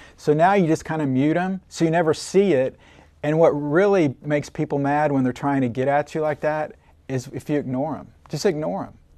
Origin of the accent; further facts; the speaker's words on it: Oklahoma City, Oklahoma, United States; also born or lived in Yukon, Oklahoma / Odessa, Texas; I grew up in Oklahoma City, um, went to Yukon High School